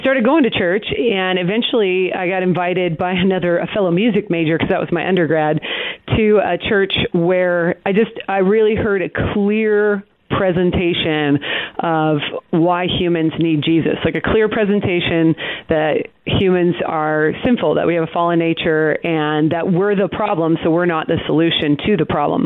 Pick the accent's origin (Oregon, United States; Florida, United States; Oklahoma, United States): Oregon, United States; Portland; now in Texas, United States; I grew up in the Pacific Northwest. Um, I'm from Portland, Oregon